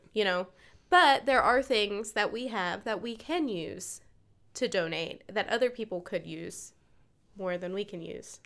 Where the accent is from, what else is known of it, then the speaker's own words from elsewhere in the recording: eastern North Carolina, United States; moved away; I grew up in the East. Yeah. Grew up in North Carolina